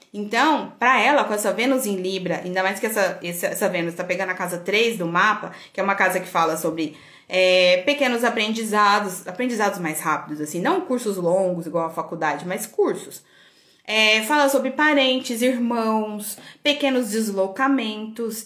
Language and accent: Portuguese; Goiânia, Goiás, Brazil; also born or lived in São Paulo; eu nasci em Goiânia e morei em São Paulo